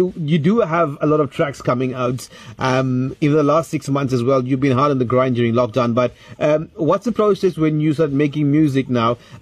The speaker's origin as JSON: {"language": "English", "country": "South Africa", "said": "as a South African, we listen to Amapiano"}